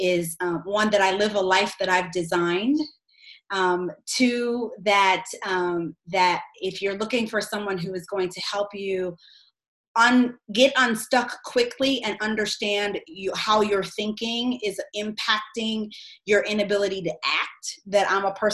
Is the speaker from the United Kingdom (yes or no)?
no; United States; also born or lived in Australia; living abroad as an American